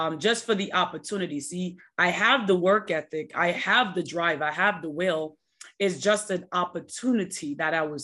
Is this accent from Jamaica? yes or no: yes; Jamaica; now in United States; I was born and raised in Jamaica